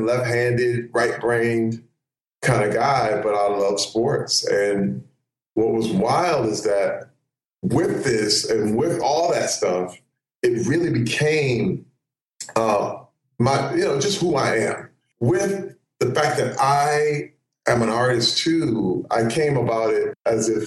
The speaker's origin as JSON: {"language": "English", "town": "Flint", "region": "Michigan", "country": "United States", "tie": "born or raised there", "moved": "yes"}